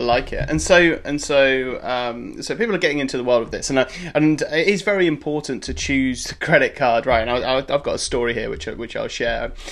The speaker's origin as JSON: {"language": "English", "country": "United Kingdom", "said": "I'm a Brit"}